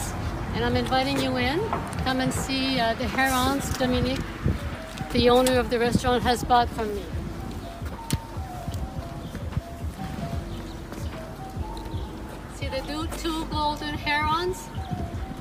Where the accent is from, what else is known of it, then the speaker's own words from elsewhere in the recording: Montreal, Quebec, Canada; I've always lived in Montreal. I was born in Montreal